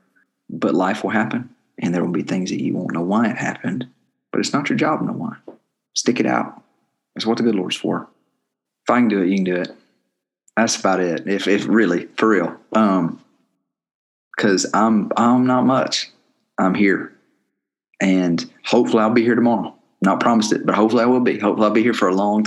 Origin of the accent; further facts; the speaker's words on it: Clanton, Alabama, United States; I grew up in Clanton, but the other half was spent all over the rest of the continent.